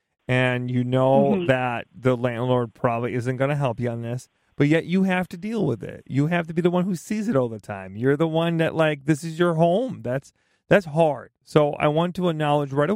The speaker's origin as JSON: {"language": "English", "region": "Midwest", "country": "United States", "said": "I just am from the Midwest, so everything, it just sounds bad. My accent doesn't make this better"}